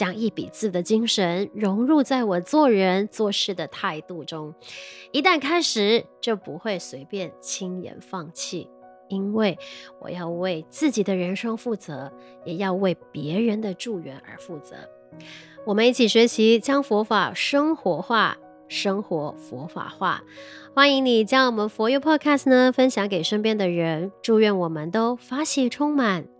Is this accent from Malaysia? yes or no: yes; Malaysia; 我们马来西亚这边